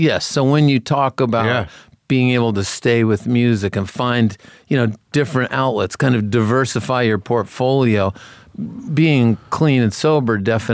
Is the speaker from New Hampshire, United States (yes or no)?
yes; Concord, New Hampshire, United States; Grew up in New Hampshire.